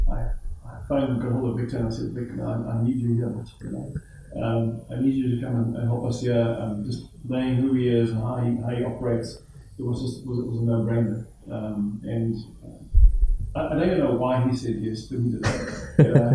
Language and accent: English; Johannesburg, Gauteng, South Africa; also born or lived in Cape Town; I was born there, but I was raised in, in the Johannesburg area.